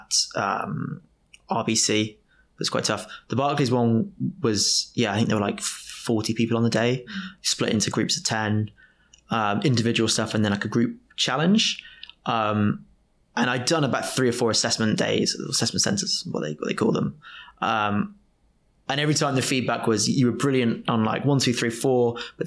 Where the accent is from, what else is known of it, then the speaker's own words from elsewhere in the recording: Oundle, East Midlands, United Kingdom; Oundle is my hometown.